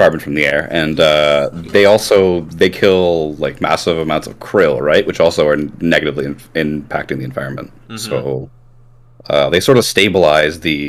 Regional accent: Canada; I'm from Canada

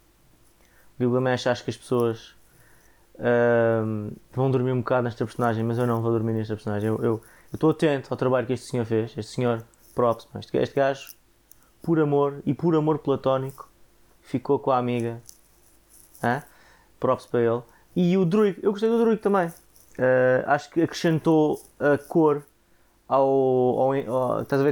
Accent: Portugal; como Tugas

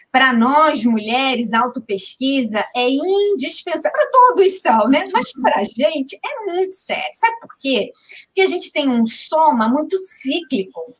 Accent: Amazonas, Brazil; porque eu tenho a perna dessa, um mocotozão, sou amazonense, bem típica

